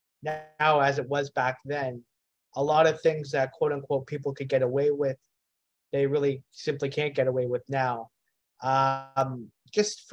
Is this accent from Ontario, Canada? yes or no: yes; Hamilton, Ontario, Canada; Grew up in Hamilton, born and raised